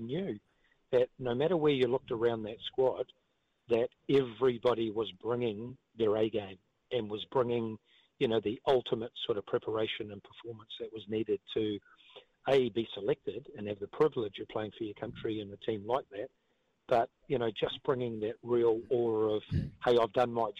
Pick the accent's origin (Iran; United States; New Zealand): New Zealand; Auckland; a four-year-old kid growing up in South Auckland